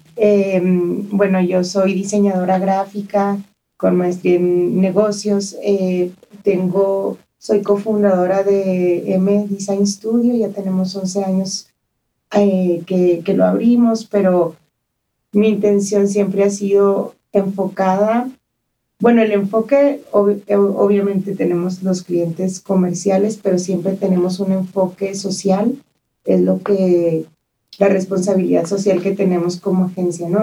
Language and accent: Spanish; Chihuahua, Mexico; moved away as an adult; also born or lived in Las Vegas; now in El Paso, United States; Crecí en Chihuahua y me vine a los 18 años a estudiar a UTEP